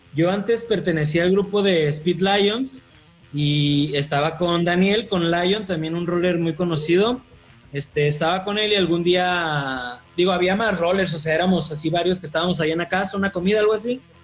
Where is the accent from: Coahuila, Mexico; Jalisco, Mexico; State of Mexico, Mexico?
Coahuila, Mexico; moved away as an adult; now in Querétaro, Mexico; soy de Coahuila